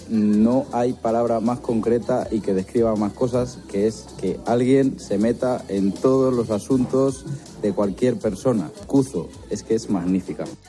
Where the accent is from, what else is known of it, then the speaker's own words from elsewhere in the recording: Zamora, Castile and León, Spain; de donde yo soy, que es de Zamora